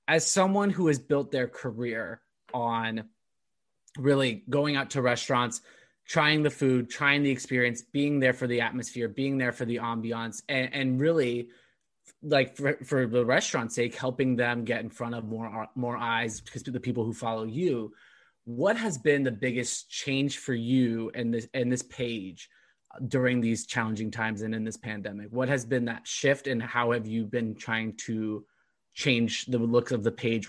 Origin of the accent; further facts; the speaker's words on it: California, United States; now in Boston, United States; I came from Southern California, but I still think the Boston food is way better.